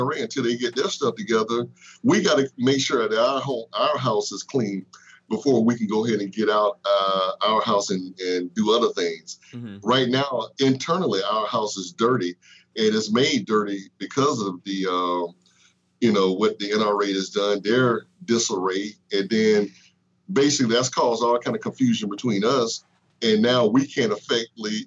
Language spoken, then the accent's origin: English; United States; Me as an American, as a former vet, or a vet rather